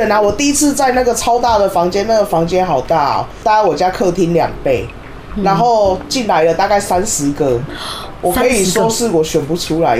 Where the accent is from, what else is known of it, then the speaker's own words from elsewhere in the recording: Taiwan; 我们台湾人七个，